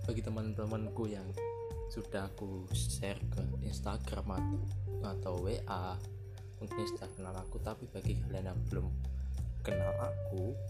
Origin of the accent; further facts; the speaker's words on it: Semarang, Central Java, Indonesia; born there; lahir di Semarang.